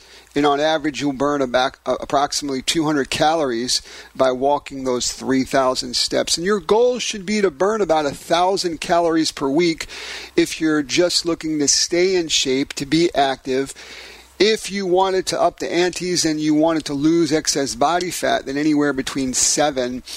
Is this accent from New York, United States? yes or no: yes; New York City, New York, United States; in my hometown of Brooklyn, New York